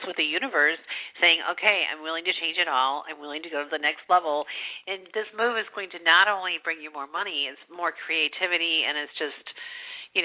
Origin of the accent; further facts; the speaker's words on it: Midwest, United States; I'm from the Midwest, and we've had nothing but snow here